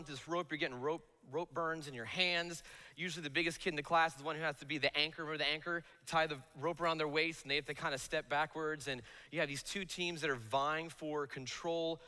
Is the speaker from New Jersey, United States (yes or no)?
yes; Bloomfield, New Jersey, United States; I grew up in Bloomfield, New Jersey